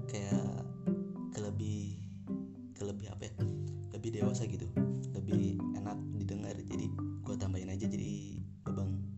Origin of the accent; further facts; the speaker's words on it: Bogor, West Java, Indonesia; gue asli Bogor men gue asli Bogor dan gue lahir juga di Bogor